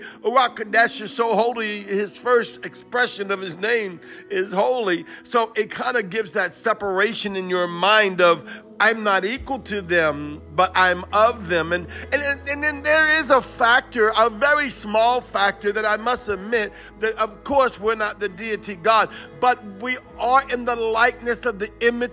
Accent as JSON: {"language": "English", "area": "Cajun", "region": "Louisiana", "country": "United States", "said": "I'm Cajun"}